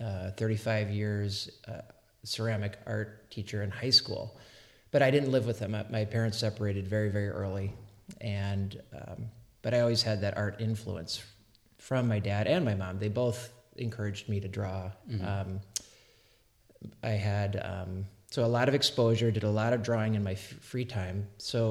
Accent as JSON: {"language": "English", "town": "Milwaukee", "region": "Wisconsin", "country": "United States", "tie": "born or raised there", "also_born_or_lived": "San Francisco", "moved": "as an adult", "lives_now": "Wisconsin, United States", "said": "I grew up in Wisconsin. I was born and raised in Milwaukee, in the city"}